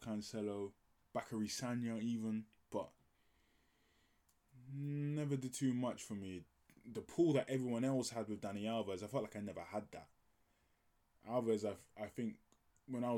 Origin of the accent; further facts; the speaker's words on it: Nigeria; I'm Nigerian